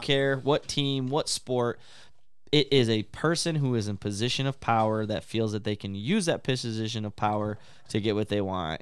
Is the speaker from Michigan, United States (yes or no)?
yes; Big Rapids, Michigan, United States; I grew up playing in the Big Rapids, and early on, we used to be called the Big Rapids River Rats